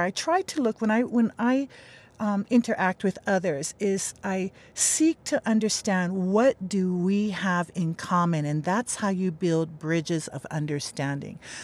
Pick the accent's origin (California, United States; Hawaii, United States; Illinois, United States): Hawaii, United States; Makaha; I grew up in Makaha, but I've been living on this island for, uh, the island of Hawaii for three years